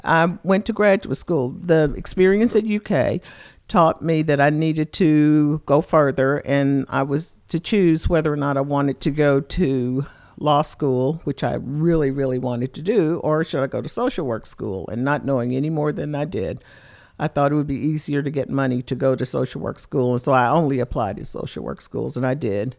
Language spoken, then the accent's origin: English; Lexington, Kentucky, United States; I am from Lexington, Kentucky